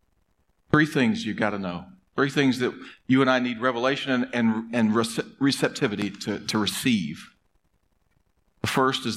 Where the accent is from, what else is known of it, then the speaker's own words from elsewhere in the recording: United States; as American human beings